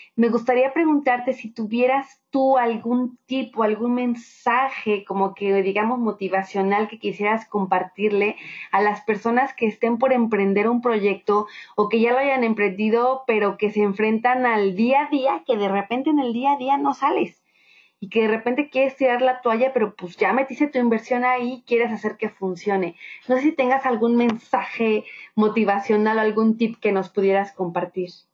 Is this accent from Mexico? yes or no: yes; Mexico; ambas somos mexicanas